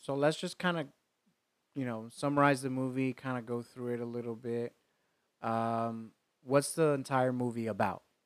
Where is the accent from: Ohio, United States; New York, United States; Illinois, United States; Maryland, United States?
New York, United States; growing up in New York at 15